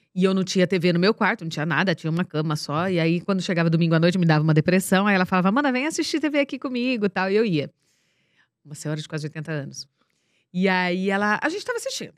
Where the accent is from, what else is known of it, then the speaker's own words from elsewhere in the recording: Ibaté, São Paulo, Brazil; moved away; Nós somos de Baté.